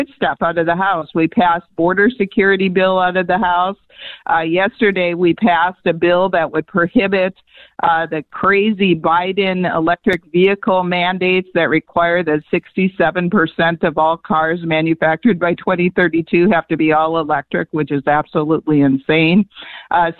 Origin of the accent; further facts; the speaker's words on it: Wisconsin, United States; now in Arizona, United States; I grew up in Wisconsin, right, when there was snow